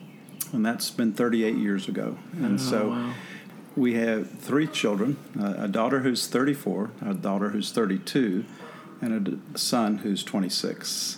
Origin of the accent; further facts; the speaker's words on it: Atlanta, Georgia, United States; also born or lived in Decatur; I'm an Atlanta native, so born and raised.